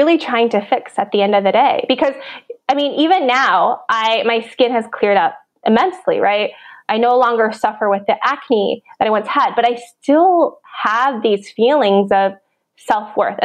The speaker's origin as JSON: {"language": "English", "region": "Minnesota", "country": "United States", "tie": "born or raised there", "said": "I grew up in Minnesota"}